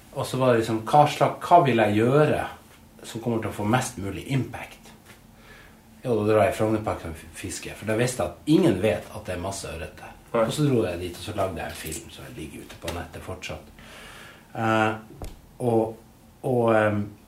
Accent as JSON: {"language": "Norwegian", "town": "Narvik", "region": "Nordland", "country": "Norway", "moved": "as an adult", "lives_now": "Oslo, Norway", "said": "da jeg flytta fra Narvik, der jeg kommer fra"}